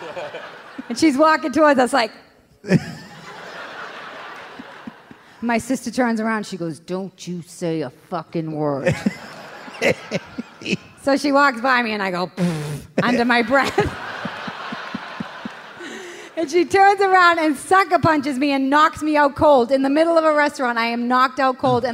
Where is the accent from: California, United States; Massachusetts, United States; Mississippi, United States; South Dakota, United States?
Massachusetts, United States; Boston; I grew up in Savin Hill, Dorchester, Massachusetts, 02125.